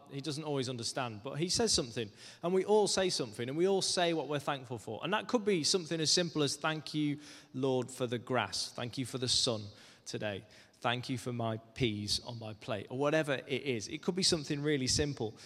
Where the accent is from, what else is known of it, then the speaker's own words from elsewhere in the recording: Cumbria, North West England, United Kingdom; moved away; I grew up in Cumbria, which is quite a way away from London.